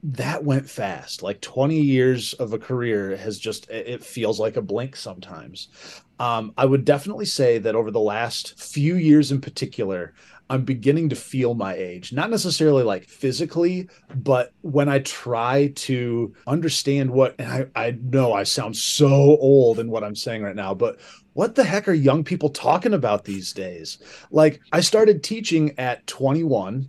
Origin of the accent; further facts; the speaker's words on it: Sturgis, Michigan, United States; also born or lived in Saugatuck, Michigan; growing up in Sturgis